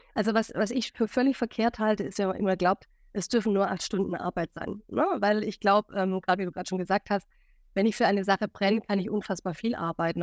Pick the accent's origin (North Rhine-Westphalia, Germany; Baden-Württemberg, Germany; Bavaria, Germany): Baden-Württemberg, Germany; Stuttgart; moved away as an adult; now in Hamburg, Germany; ein Schwabe in Hamburg, seit sieben Jahren in Hamburg, ursprünglich nach Stuttgart kommend